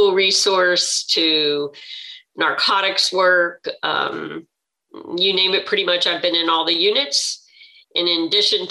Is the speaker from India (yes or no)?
no; Miami, Florida, United States; moved away as an adult; also born or lived in Highlands County, Florida; I was born and raised in Miami and first entered law enforcement in Miami